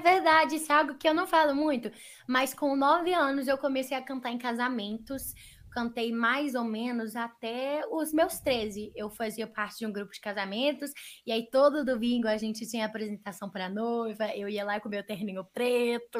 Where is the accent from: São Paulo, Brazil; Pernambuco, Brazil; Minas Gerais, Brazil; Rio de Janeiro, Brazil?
Minas Gerais, Brazil; a gente é mineiro